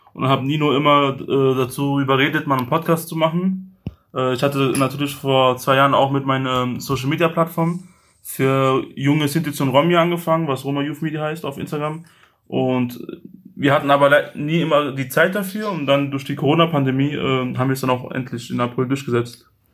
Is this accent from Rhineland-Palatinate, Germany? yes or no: yes; Mainz, Rhineland-Palatinate, Germany; meine Heimatstadt jetzt Mainz